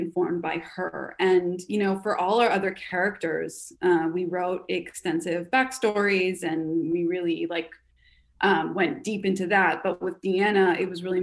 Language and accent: English; Canada; moved away as an adult; now in United States; I'm Canadian.